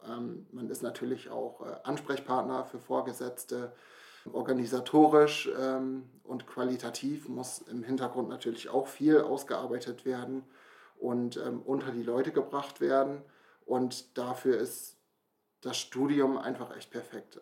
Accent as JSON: {"language": "German", "area": "near Brake", "region": "Lower Saxony", "country": "Germany", "tie": "born or raised there", "said": "Komme hier aus der Nähe von Brake, bin auch hier aufgewachsen"}